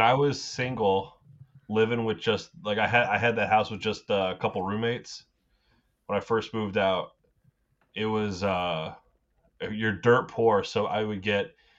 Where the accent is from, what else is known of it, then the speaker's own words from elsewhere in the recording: United States; as an American